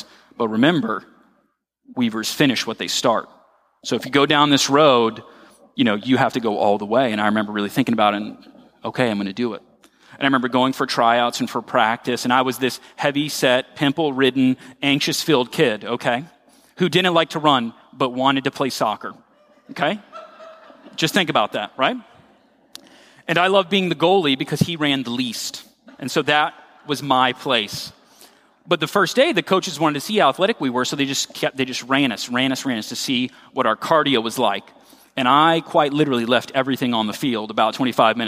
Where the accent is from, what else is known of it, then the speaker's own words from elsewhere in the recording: Royal Palm Beach, Florida, United States; moved away as an adult; where I grew up in Royal Palm Beach. I'm a Florida native.